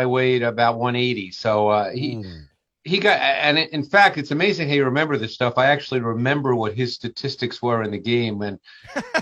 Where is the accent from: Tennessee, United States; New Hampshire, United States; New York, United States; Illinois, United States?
New York, United States; New York City; moved away; I grew up in Queens